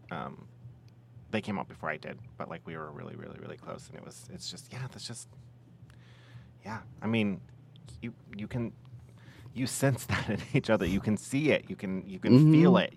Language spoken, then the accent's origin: English; Arcata, California, United States; the cult that I was raised in was in Arcata